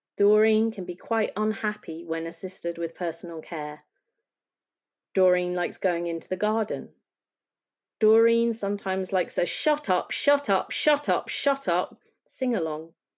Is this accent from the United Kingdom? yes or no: yes; Lancashire, North West England, United Kingdom; I'm from Lancashire